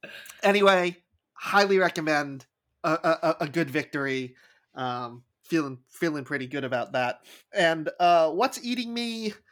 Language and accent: English; New York, United States; I'm a New Yorker